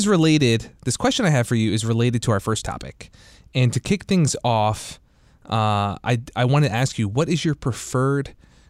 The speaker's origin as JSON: {"language": "English", "region": "New Jersey", "country": "United States", "moved": "yes", "lives_now": "DC metro area, United States", "said": "I'm from New Jersey"}